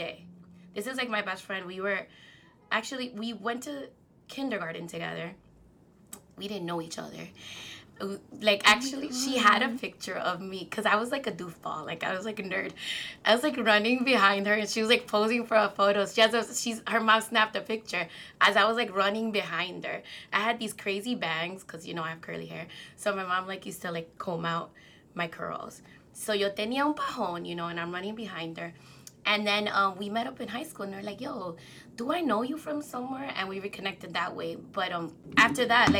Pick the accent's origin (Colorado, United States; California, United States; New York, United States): New York, United States; New York City; also born or lived in Dominican Republic; Dominicana from the Heights